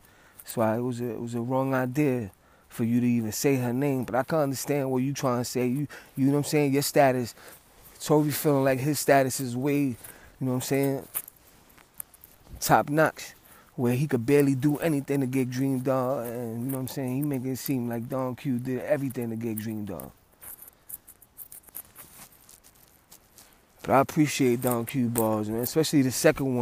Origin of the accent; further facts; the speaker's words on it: New York City, New York, United States; I'm from the Bronx